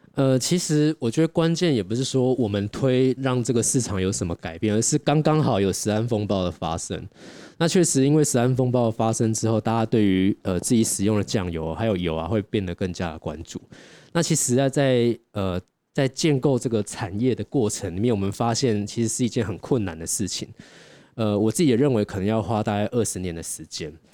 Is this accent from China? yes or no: no; Taiwan; 我们家乡就是台湾的一个味道